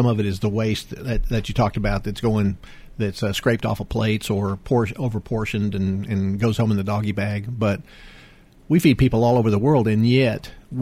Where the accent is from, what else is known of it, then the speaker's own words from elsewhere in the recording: Houston, Texas, United States; I grew up in the Houston area